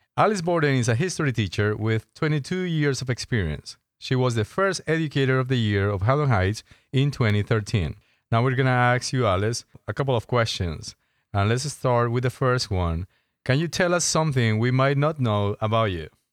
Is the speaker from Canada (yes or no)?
no; Colombia; moved away; I'm from Colombia